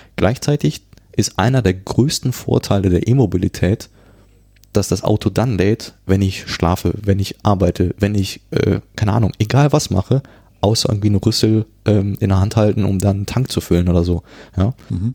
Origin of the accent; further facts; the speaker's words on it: Cologne, North Rhine-Westphalia, Germany; also born or lived in Ghana / France; ich, ich komme ja aus Köln